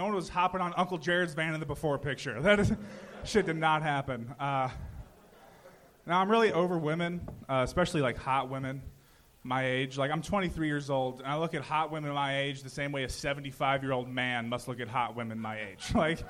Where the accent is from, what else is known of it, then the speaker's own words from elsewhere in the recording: Huntington Beach, California, United States; now in Burbank, United States; Orange County, originally.